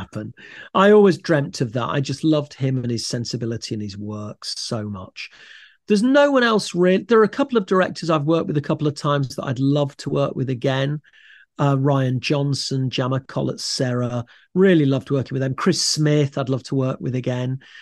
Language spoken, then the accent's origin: English; Leicester, East Midlands, United Kingdom; moved away as an adult; also born or lived in London; I grew up in Leicester, had a lovely, happy, safe childhood